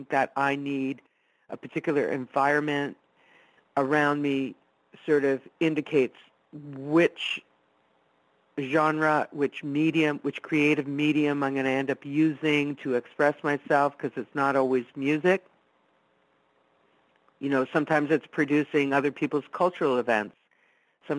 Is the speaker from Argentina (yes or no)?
no; Italy; first language Italian; English is a second language; I was born and raised Italian. It was my first language.